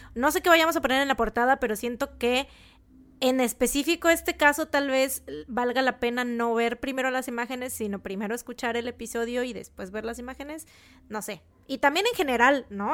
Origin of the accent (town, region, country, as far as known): Mexico